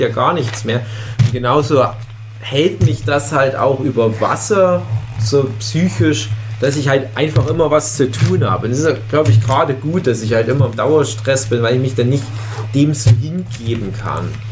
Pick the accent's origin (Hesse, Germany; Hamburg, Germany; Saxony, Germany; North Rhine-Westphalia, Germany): Saxony, Germany; Griesbach; in meinem Heimatdorf Griesbach im Erzgebirge